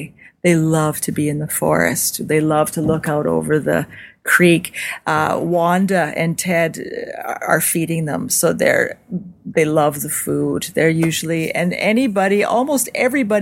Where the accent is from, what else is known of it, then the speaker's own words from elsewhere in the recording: Saskatoon, Saskatchewan, Canada; I'm from Saskatoon